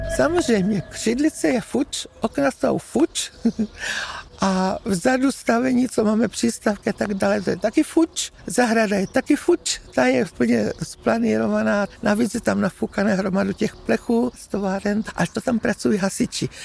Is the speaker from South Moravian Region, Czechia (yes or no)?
yes; South Moravian Region, Czechia; To je můj rodný dům od narození. Těch 80 roků tady bydlím